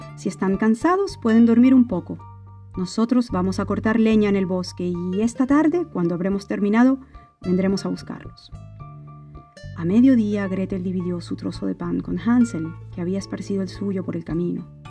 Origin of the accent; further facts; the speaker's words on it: Mérida, Venezuela; venezolana de Mérida